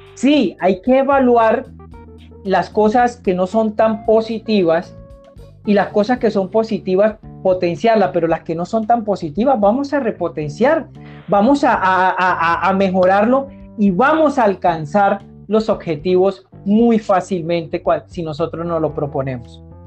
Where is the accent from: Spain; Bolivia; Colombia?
Colombia; Barrancabermeja, Santander; desde mi querida Colombia y desde mi ciudad natal Barranca Bermeja